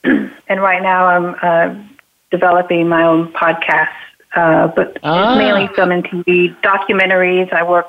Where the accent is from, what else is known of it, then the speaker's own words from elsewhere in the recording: Georgia, United States; I grew up in Georgia